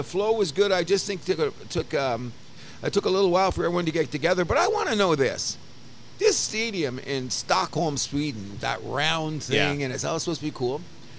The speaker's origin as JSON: {"language": "English", "town": "Windsor", "region": "Ontario", "country": "Canada", "tie": "born or raised there", "said": "I grew up in South Windsor."}